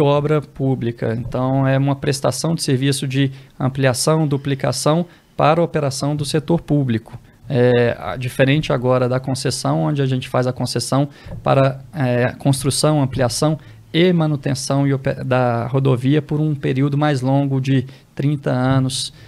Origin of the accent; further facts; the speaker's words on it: Belo Horizonte, Minas Gerais, Brazil; now in Brasília, Brazil; sou natural de Belo Horizonte